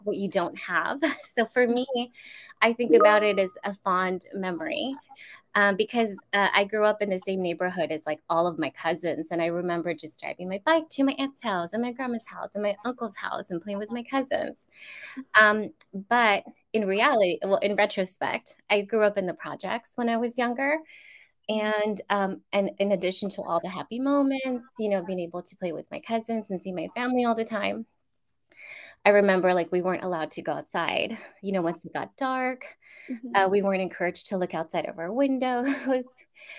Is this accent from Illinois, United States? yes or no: no; Northern California, United States; I am from California, born and raised, mostly in Northern California, but I've actually lived in Southern California for almost half my life now